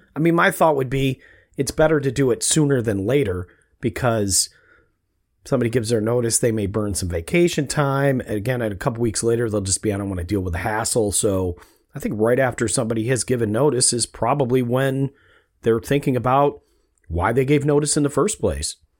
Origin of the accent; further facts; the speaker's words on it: Rochester, New York, United States; we grew up in Rochester, New York